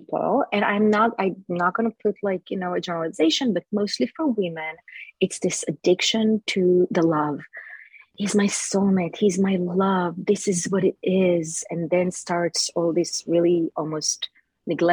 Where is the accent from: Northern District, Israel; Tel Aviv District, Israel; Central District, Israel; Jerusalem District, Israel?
Jerusalem District, Israel; Jerusalem; moved away; I was born in Jerusalem, Israel.